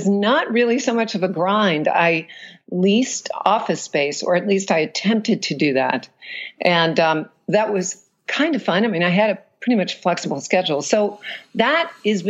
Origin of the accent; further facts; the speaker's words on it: New Orleans, Louisiana, United States; moved away as an adult; also born or lived in Alabama / New York / Europe; So I was born and raised in New Orleans. And let's see, I was there until I was 17.